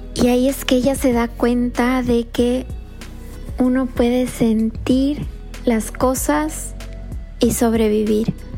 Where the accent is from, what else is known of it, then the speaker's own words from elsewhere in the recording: Ecuador; now in Florida, United States; Soy del Ecuador y vivo en la Florida